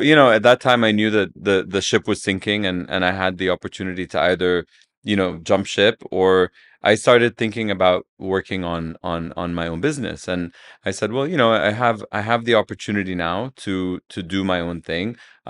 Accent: Saudi Arabia; I grew up in Saudi.

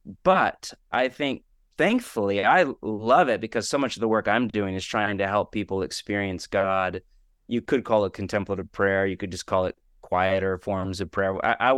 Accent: West Coast, United States; also born or lived in Portland; now in Los Angeles, United States; Again, I'm born and raised in the West Coast, which is its own echo chamber. The people I interact with in Portland and now LA, those fears are almost non-existent.

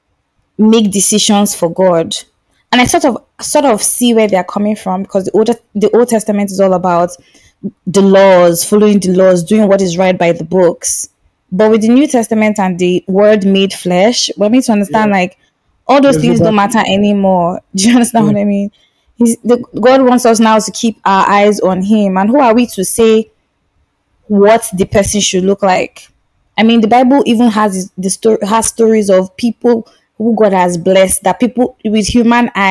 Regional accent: eastern Nigeria, Nigeria; now in Lagos, Nigeria; I was in the East for a long time, and I'm from the East of Nigeria

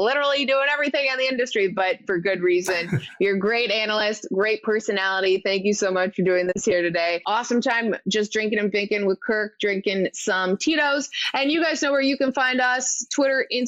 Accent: Toronto, Ontario, Canada; I grew up in Toronto

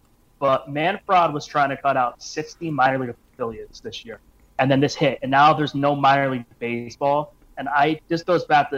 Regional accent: New Jersey, United States; I'm from New Jersey, and we have 12 affiliate teams in the area.

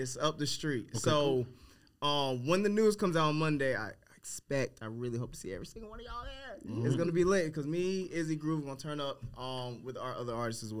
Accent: Raleigh, North Carolina, United States; So I grew up Raleigh, North Carolina, born at Rex Hospital.

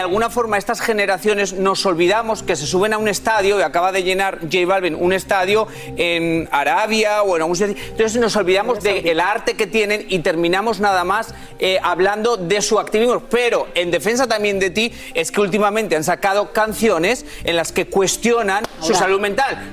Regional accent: Spain; moved away; soy español

